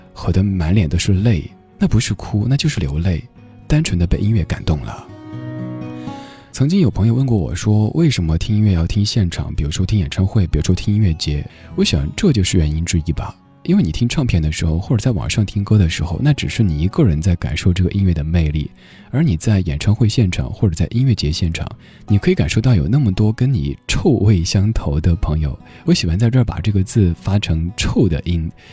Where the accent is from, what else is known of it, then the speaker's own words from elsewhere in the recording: Chengdu, Sichuan, China; 我出生在四川成都，所以一直对于海有着非常严重的向往情绪